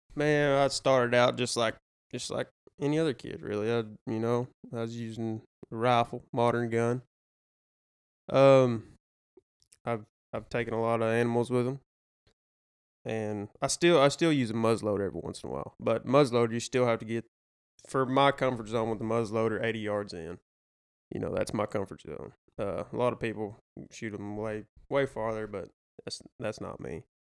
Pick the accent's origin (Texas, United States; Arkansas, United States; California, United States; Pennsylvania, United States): Arkansas, United States; Damascus; I am from Damascus, Arkansas. Grew up with these two fine fellows over here.